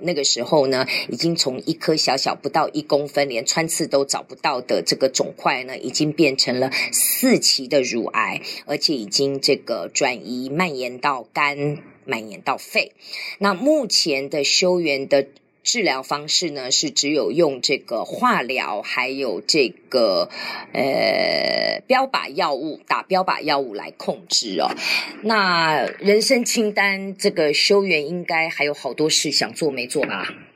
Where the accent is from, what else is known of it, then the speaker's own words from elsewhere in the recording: Taiwan; 我们是台湾人